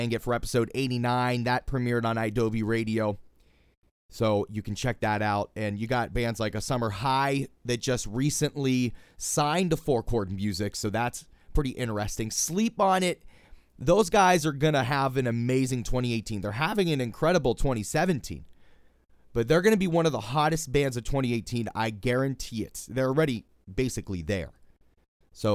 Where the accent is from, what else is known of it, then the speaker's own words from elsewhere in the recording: Pittsburgh, Pennsylvania, United States; my hometown of Pittsburgh, Pennsylvania.